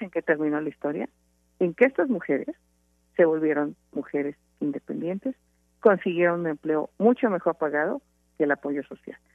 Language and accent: Spanish; Hidalgo, Mexico; me enfrenté a los caciques hidalguenses como candidata a gobernadora